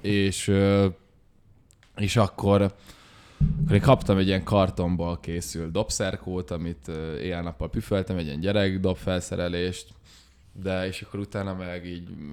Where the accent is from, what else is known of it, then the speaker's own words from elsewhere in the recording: Budapest, Hungary; also born or lived in Esztergom; budapestiek vagyunk